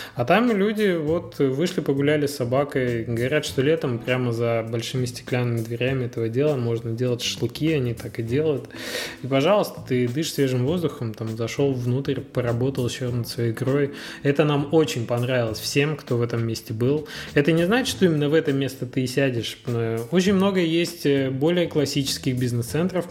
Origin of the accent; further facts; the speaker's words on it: Magnitogorsk, Chelyabinsk Oblast, Russia; вот как я, например, из Магнитогорска